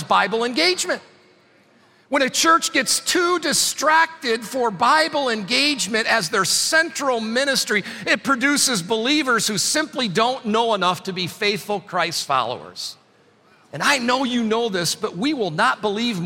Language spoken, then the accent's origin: English; Adrian, Michigan, United States; I was born and raised in Adrian, Michigan